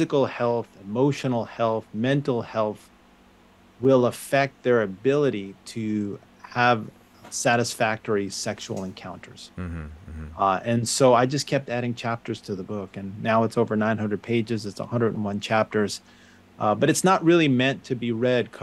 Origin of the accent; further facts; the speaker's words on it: suburbs of New York, United States; moved away as an adult; I grew up in New York, the suburbs of New York.